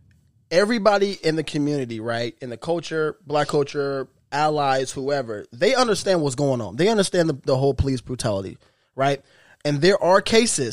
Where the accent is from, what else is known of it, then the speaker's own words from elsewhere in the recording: Midwest, United States; moved away; also born or lived in Biloxi, Mississippi / Texas / Florida; I grew up in the Midwest